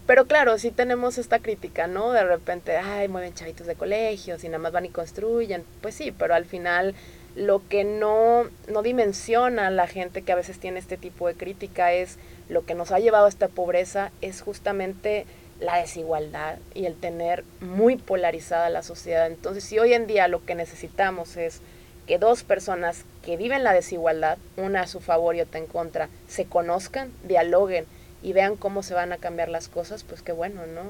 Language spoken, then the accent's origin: Spanish; Tamaulipas, Mexico; moved away as an adult; now in Nuevo León, Mexico; yo que soy de Tamaulipas y tengo acá ya 13 años